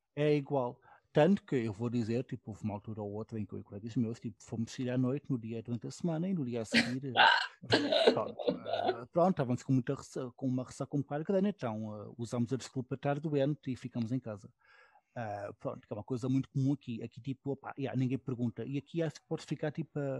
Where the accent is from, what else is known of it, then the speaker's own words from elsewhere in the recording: Portugal; now in Berlin, Germany; Há um sítio onde eu de vez em quando vou com outro amigo meu português também